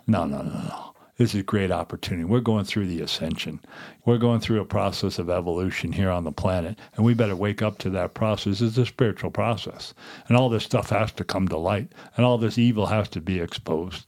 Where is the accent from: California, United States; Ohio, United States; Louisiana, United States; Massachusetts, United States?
Massachusetts, United States; Cape Cod, New England; now in Montana, United States; I grew up in New England, Cape Cod